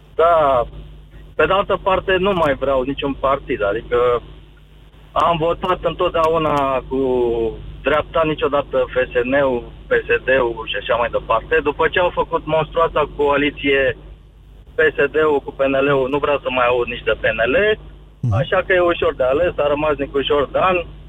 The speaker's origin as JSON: {"language": "Romanian", "town": "Brașov", "region": "Brașov County", "country": "Romania", "said": "eu sunt din Brașov, dar vin în mod constant la București"}